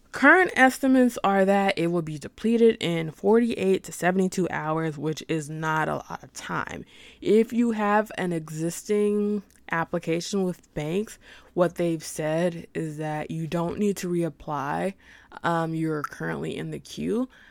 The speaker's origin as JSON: {"language": "English", "region": "Arkansas", "country": "United States", "said": "I'm personally am from Arkansas"}